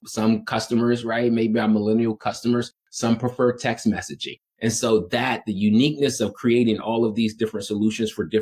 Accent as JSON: {"language": "English", "town": "Washington", "region": "District of Columbia", "country": "United States", "tie": "born or raised there", "said": "growing up in Washington, D.C., understanding the amount of stress that my family was burdened"}